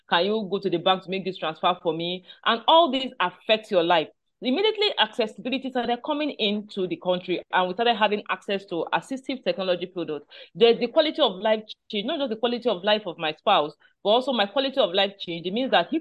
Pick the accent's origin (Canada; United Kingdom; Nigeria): Nigeria; I am based in Nigeria. I'm a Nigerian